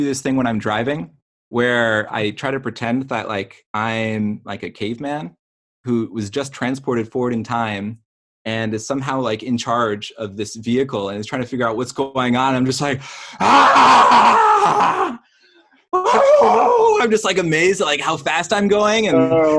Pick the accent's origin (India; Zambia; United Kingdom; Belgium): Belgium; also born or lived in Michigan; now in Durham, United States; I grew up in Belgium